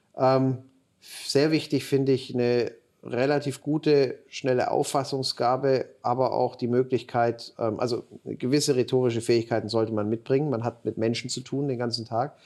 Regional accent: Ulm, Baden-Württemberg, Germany; Ich komm, bin Schwabe, komme aus Ulm

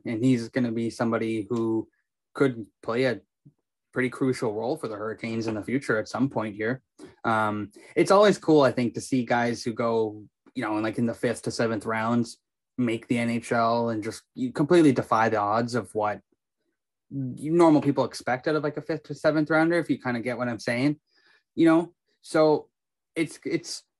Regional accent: Kamloops, British Columbia, Canada; we're both from Kamloops

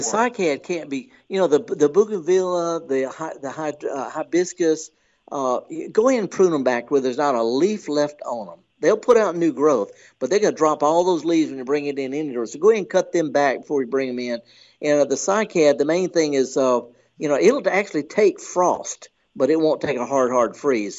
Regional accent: Mississippi, United States; I'm from Mississippi. I'm in Oklahoma.

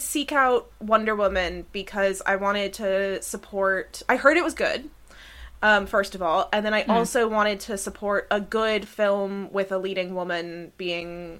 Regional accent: United States; I'm from America.

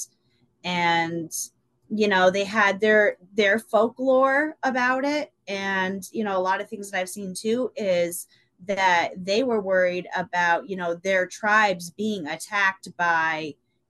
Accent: Burlington, Vermont, United States; I was born in Burlington. I grew up in Burlington until I was about 15.

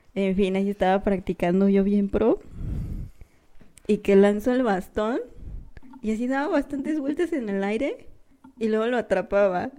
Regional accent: Querétaro, Mexico; somos de Querétaro

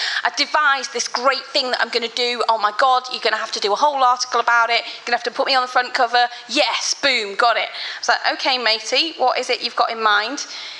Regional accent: Birmingham, West Midlands, United Kingdom; born there; I was, yeah.

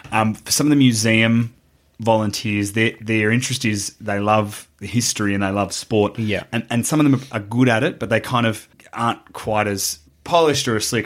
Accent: Australia; as an Australian

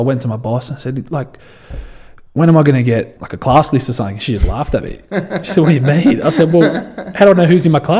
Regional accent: Dubbo, New South Wales, Australia; also born or lived in Canada / Alice Springs; I grew up in Dubbo, you know, spent a little bit of time over in Canada, but that's the only time I've spent away from here.

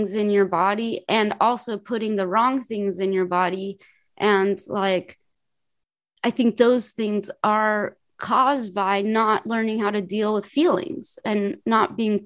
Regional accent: Los Angeles, California, United States; also born or lived in New York; I'm from Los Angeles. I only lived in Los Angeles and New York.

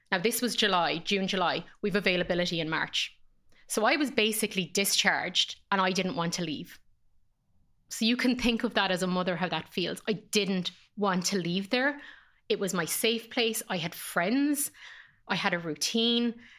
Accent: Ireland; born or raised there; moved away as an adult; also born or lived in Dublin

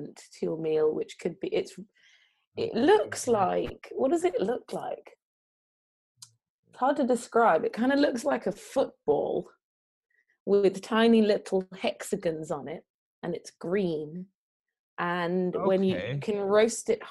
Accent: London, United Kingdom; I was raised by my Jamaican grandparents in South London

